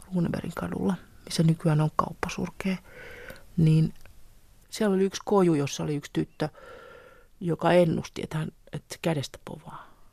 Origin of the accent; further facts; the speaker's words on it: Helsinki, Uusimaa, Finland; also born or lived in Tampere; Mä oon syntynyt 59 Tampereella ja sitten mä olin kahden tai kolmen vanha, kun me muutettiin sitten Helsinkiin